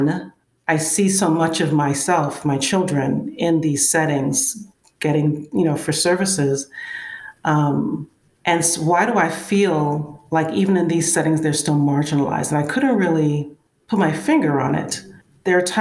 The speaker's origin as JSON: {"language": "English", "town": "New York City", "region": "New York", "country": "United States", "tie": "born or raised there", "moved": "yes", "lives_now": "Georgia, United States", "said": "I'm from Brooklyn. Born and raised and live in Georgia right now, but I still consider myself a Brooklyn girl."}